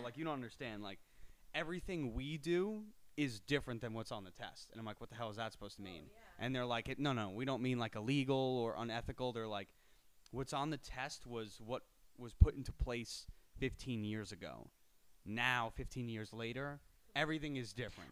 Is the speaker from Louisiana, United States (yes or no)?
no; Miller Place, New York, United States; Born and raised in Miller Place, New York, uh, Suffolk County, North Shore